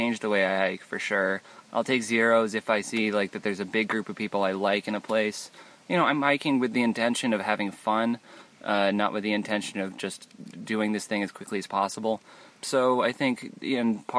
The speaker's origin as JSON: {"language": "English", "town": "Millburn", "region": "New Jersey", "country": "United States", "said": "I am from Millburn, New Jersey, Tree City, Ilburn"}